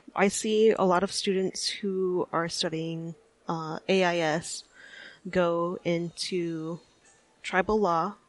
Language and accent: English; Anchorage, Alaska, United States; I am from Anchorage, Alaska, and my family comes from up north